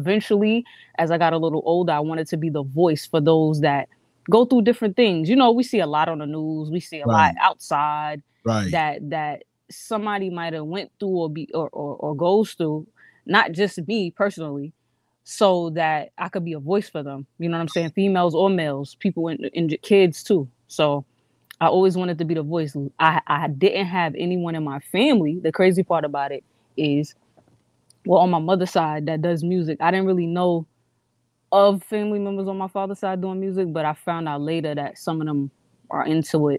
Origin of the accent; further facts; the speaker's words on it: New York City, New York, United States; also born or lived in Montgomery, Alabama; I was born in Montgomery, Alabama. So majority of my roots is there. And I was raised in Queens by my grandmother, Queens, New York